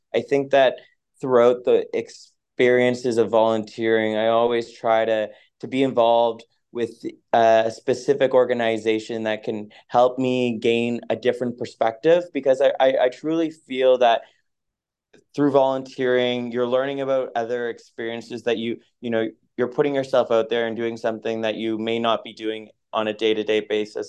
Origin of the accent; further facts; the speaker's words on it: Moncton, New Brunswick, Canada; moved away; also born or lived in Halifax, Nova Scotia; I grew up in Moncton, New Brunswick